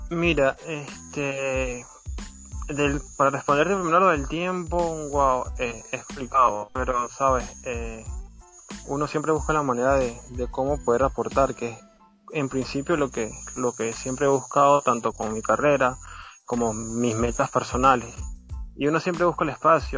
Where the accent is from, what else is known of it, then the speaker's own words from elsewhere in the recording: Santa Cruz de Aragua, Aragua, Venezuela; soy aquí del estado Aragua, soy de Santa Cruz de Aragua